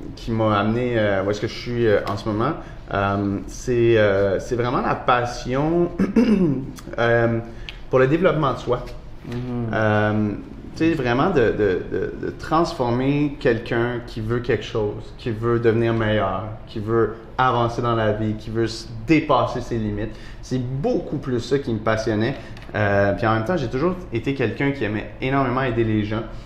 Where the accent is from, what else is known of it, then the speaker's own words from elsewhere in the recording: Montreal, Quebec, Canada; j'ai grandi dans le fond dans le quartier antique à Montréal